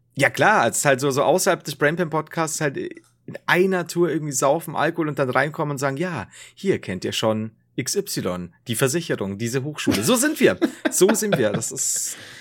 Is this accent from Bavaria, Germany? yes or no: yes; Bavaria, Germany; ich komme selbst aus Bayern. Ich bin quasi Bayern